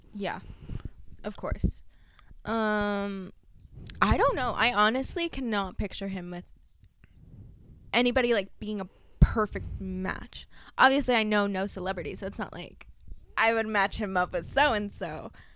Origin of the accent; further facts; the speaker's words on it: Michigan, United States; growing up in Michigan